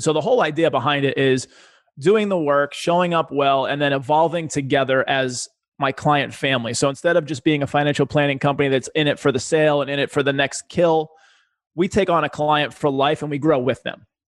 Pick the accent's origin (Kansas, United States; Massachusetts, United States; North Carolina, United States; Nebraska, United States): Massachusetts, United States; Boston; I was a poor kid growing up in Boston